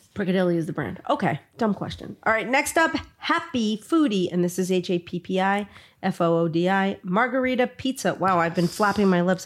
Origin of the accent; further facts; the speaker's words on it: New York City, New York, United States; moved away; I came from Brooklyn, too.